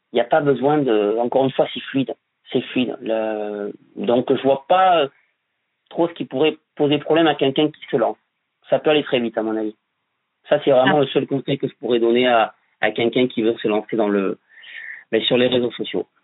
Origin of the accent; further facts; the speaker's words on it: Bordeaux, Nouvelle-Aquitaine, France; je vis sur Bordeaux je suis né à Bordeaux aussi